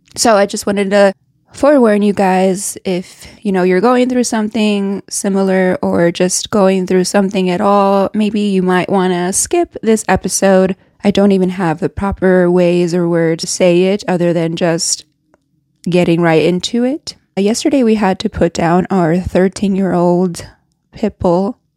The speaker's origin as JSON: {"language": "English", "town": "Reno", "region": "Nevada", "country": "United States", "tie": "born or raised there", "moved": "as an adult", "said": "I grew up in Reno, Nevada. I lived there up to I was twenty-five."}